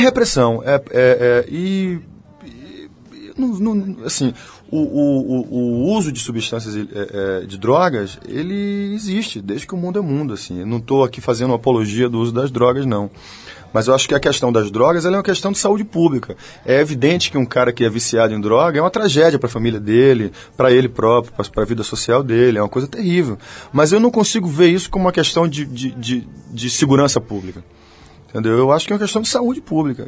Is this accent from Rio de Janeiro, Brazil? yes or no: no; Bahia, Brazil